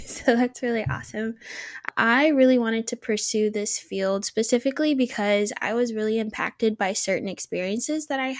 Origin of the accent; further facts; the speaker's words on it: United States; moved away as an adult; now in Guelph, Canada; I'm actually originally from the States, and when the opportunity came to study here, I jumped at the opportunity.